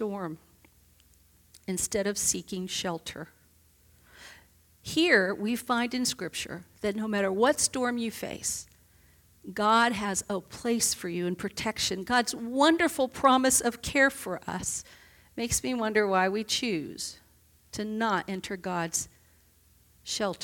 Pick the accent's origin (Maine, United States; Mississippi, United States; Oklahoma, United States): Oklahoma, United States; Oklahoma City; moved away; also born or lived in upstate New York; I grew up in Oklahoma City as a child. We moved from upstate New York to Oklahoma City.